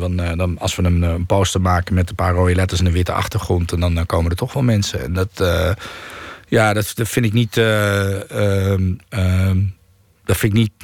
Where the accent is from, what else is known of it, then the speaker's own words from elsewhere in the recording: Netherlands; ik ben gewoon wel hier opgegroeid en ik voel mij wel hier thuis.